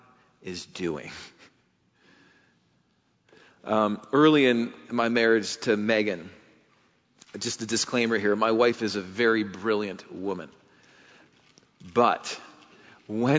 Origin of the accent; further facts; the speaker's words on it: England, United Kingdom; as an English guy